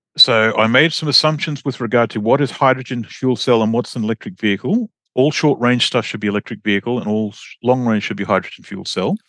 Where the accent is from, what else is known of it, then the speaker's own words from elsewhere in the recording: Australia; moved away as an adult; I'm Australian